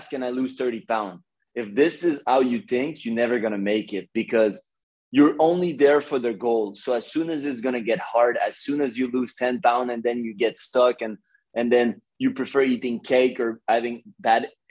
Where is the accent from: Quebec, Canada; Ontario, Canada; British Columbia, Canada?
Quebec, Canada; Montreal; moved away as an adult; now in Los Angeles, United States; I'm from Canada, in Montreal, like Montreal, Canada.